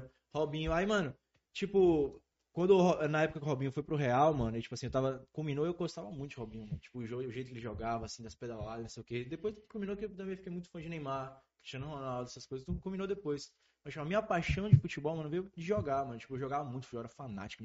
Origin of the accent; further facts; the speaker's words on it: Northeast Region, Brazil; a gente é do Nordeste, então a gente falando da visão daqui